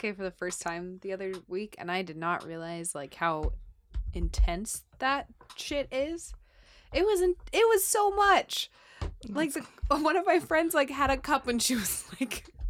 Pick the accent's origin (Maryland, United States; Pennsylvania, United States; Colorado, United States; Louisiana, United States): Colorado, United States; I grew up in Colorado